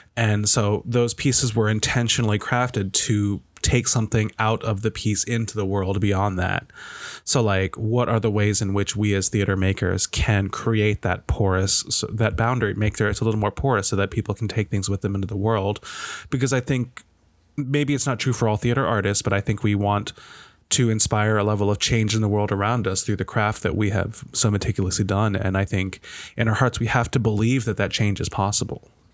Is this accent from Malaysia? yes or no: yes; Malaysia; moved away; I grew up in Malaysia